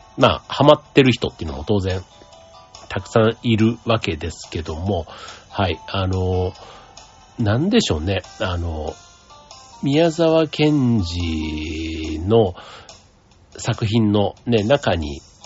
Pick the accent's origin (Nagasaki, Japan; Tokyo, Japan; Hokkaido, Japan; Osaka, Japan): Osaka, Japan; moved away as an adult; now in Funabashi, Japan; 出身大阪